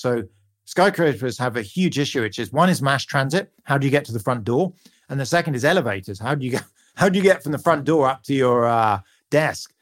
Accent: United Kingdom; You can hear from my accent, I'm a Brit

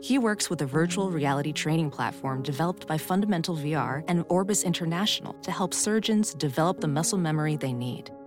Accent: New York, United States; now in Los Angeles, United States; I'm originally from New York, and now I live in L A.

